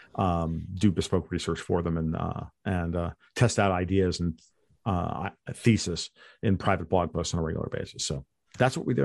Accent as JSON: {"language": "English", "country": "United States", "said": "I'm an American hardcore right-wing libertarian"}